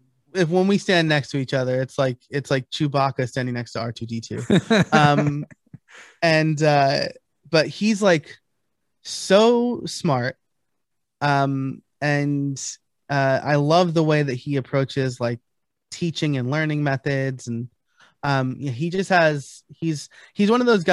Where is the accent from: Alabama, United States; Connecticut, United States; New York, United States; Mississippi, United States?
New York, United States; moved away; I'm originally from New York. So I'm a New York Italian.